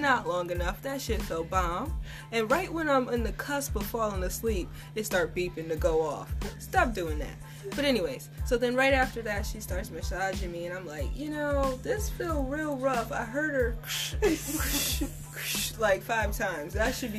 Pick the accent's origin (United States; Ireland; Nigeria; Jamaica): Jamaica; I'm Jamaican